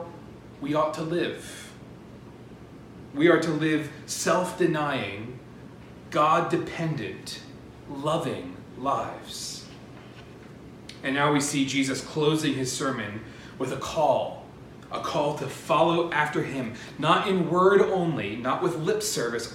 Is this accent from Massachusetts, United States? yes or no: no; Pennsylvania, United States; I was growing up in Pennsylvania